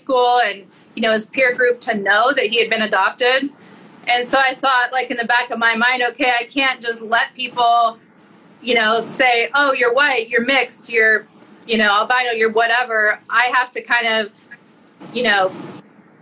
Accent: Montana, United States; I'm from Montana

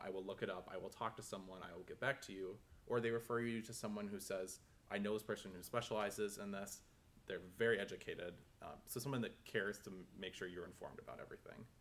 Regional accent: Minneapolis, Minnesota, United States; moved away; I am from Minneapolis, Minnesota

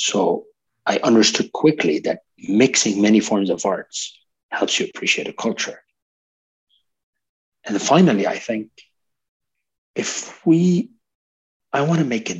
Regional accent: Lebanon; also born or lived in Canada; I'm a multicultural person myself. I'm Lebanese Canadian. I lived in multiple countries

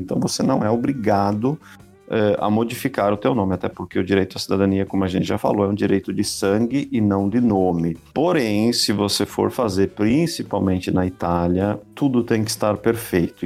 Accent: Brazil; moved away as an adult; nós saímos do Brasil, da América Latina, estamos na Europa

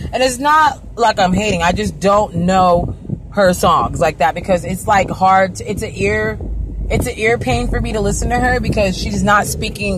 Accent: Arizona, United States; also born or lived in California; I'm from California, born in California, raised in Arizona, predominantly through my life

